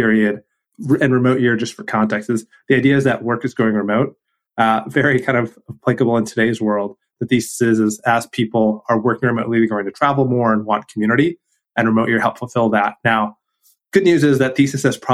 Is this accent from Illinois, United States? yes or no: no; Michigan, United States; now in Miami, United States; Grew up in Michigan, went to the University of Michigan